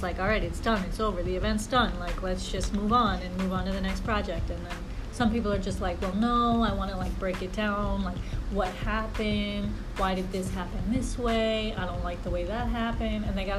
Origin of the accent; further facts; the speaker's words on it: New Jersey, United States; moved away as an adult; now in New York, United States; I'm technically from Jersey. I moved to New York about a year ago.